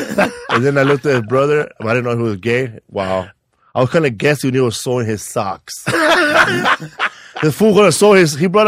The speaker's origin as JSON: {"language": "English", "town": "Los Angeles", "region": "California", "country": "United States", "tie": "born or raised there", "said": "Yeah, I grew up in Boyle Heights Villas."}